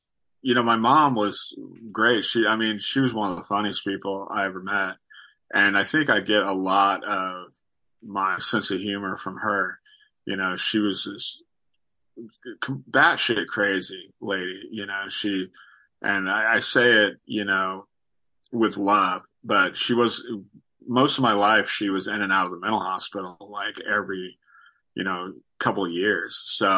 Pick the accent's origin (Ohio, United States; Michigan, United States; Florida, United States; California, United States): California, United States; Sacramento; also born or lived in Riverside; Sacramento is definitely my hometown, but I was born in Riverside, down south. But we moved around a ton when I was a kid.